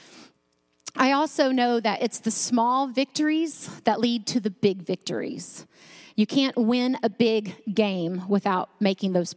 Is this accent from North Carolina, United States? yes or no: yes; North Carolina, United States; I grew up in North Carolina